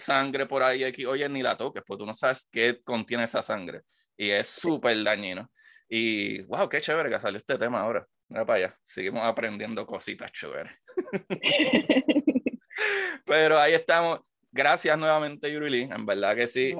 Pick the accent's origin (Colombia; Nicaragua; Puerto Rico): Puerto Rico; moved away; yo soy puertorriqueño